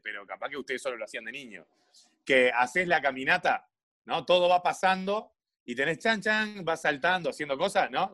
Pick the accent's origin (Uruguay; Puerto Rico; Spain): Uruguay; Montevideo; yo soy de Malvin Norte